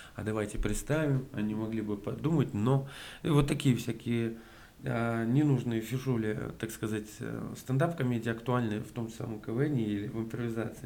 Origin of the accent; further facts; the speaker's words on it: Yazykovo, Bashkortostan, Russia; moved away as an adult; also born or lived in Ufa; now in Moscow, Russia; я родился в Уфе, и мы с семьей переехали как раз, вот я в первый класс пошел, а в поселок. угу. Такой маленький поселок, очень, очень приятно вспоминать его, на самом деле. Жил там